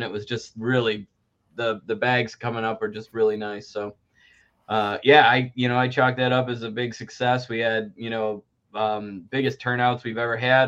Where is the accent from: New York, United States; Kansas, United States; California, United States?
New York, United States; Central; I am from New York, Central New York.